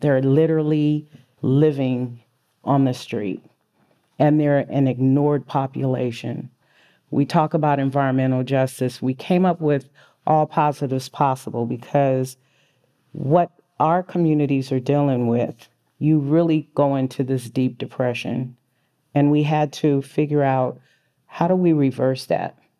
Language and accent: English; San Francisco, California, United States; I was born and raised in San Francisco.